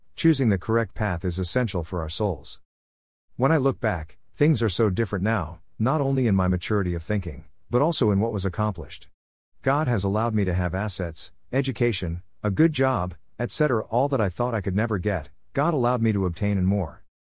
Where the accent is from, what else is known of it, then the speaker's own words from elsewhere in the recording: Trinidad & Tobago; I remember growing up in Trinidad and Tobago and attending secondary school. The school I attended was a school in the south of the island